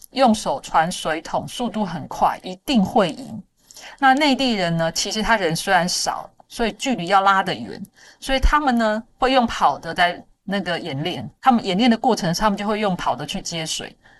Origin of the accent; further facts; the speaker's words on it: Taiwan; 我们台湾人看这些新闻哦